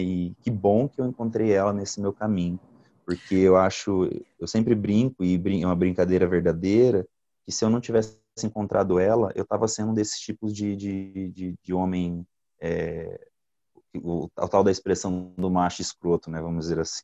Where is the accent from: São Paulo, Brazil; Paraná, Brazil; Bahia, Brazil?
Paraná, Brazil; Goioerê; also born or lived in Italy; now in São José dos Pinhais, Brazil; Eu sou nascido no Paraná mesmo, em Goiuerê